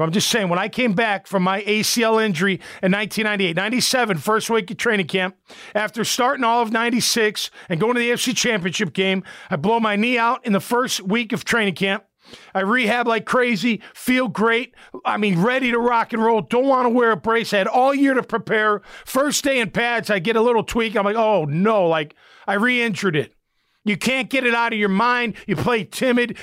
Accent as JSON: {"language": "English", "town": "Chicago", "region": "Illinois", "country": "United States", "moved": "yes", "said": "I'm from Chicago"}